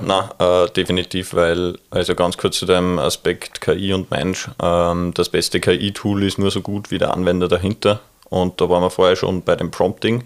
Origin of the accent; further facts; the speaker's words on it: Neustift im Mühlkreis, Upper Austria, Austria; das tiefe Müllviertel, wo ich herkomme aus Neustift